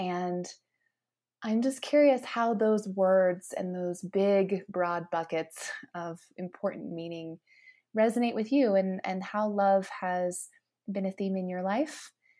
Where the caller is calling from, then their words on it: Denver, Colorado, United States; I'm calling in from Denver